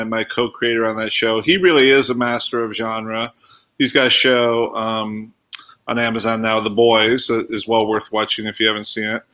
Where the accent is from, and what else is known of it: Rockford, Illinois, United States; born or raised there; moved away